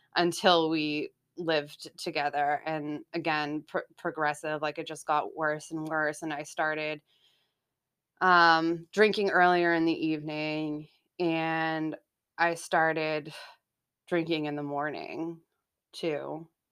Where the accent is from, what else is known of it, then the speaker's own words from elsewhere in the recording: Haverhill, Massachusetts, United States; also born or lived in Salem, Massachusetts; so I was born in Salem, Massachusetts, and, um, grew up in Haverhill, Mass